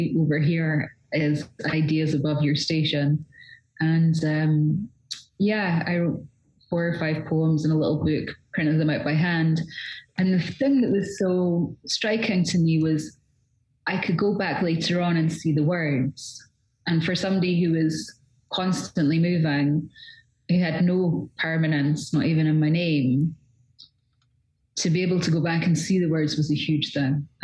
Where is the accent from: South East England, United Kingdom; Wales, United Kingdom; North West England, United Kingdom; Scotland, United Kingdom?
Scotland, United Kingdom; So I grew up in all kinds of places all over Scotland. By the time I was 16, I'd moved well over 30 times